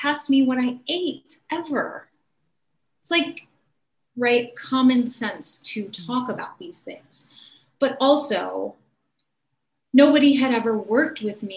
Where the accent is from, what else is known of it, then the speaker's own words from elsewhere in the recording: Cleveland, Ohio, United States; in my hometown. And back then in Cleveland, Ohio